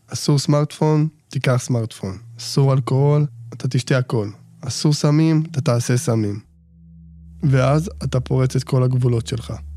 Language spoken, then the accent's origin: Hebrew; Bnei Brak, Tel Aviv District, Israel; נולדתי בבני ברק, ילד שלישי מתוך שמונה